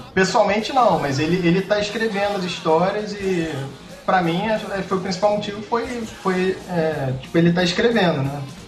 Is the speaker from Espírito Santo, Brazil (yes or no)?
no; Rio de Janeiro, Brazil; moved away as an adult; now in Toronto, Canada; E sou carioca, Morei na Tijuca minha vida inteira